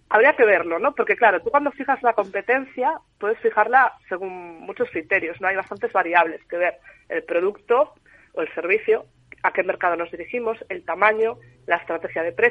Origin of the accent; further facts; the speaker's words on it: Galicia, Spain; Y sé que me estoy coronando un poco como gallega, pero depende.